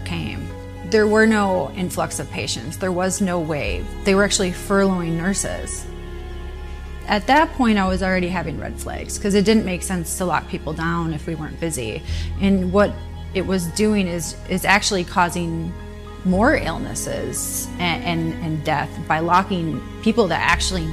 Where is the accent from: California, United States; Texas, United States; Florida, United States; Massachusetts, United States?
Florida, United States; Tampa; I'm from Tampa, Florida.